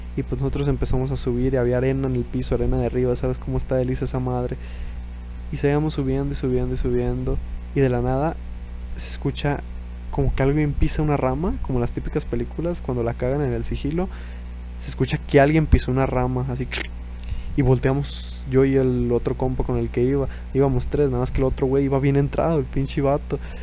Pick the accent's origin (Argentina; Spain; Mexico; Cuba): Mexico; Estamos en México